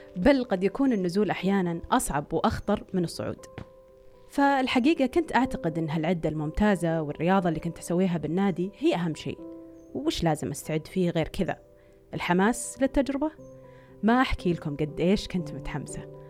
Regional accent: Saudi Arabia; صار في تنظيم عندنا بالسعودية

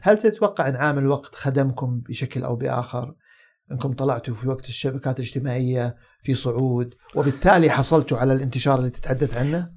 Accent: Saudi Arabia; عندنا في السعوديه

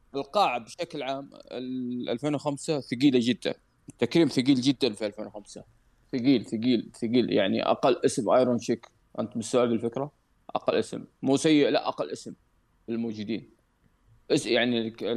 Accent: Saudi Arabia; بلدي السعوديه

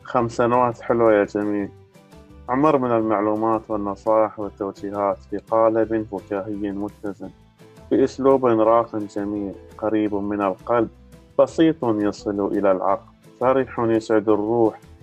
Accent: Sudan; من السودان

